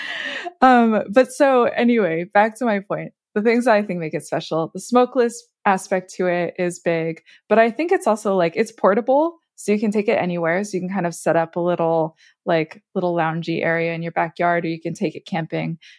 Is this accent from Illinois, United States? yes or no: no; Vermont, United States; moved away; I'm from Vermont originally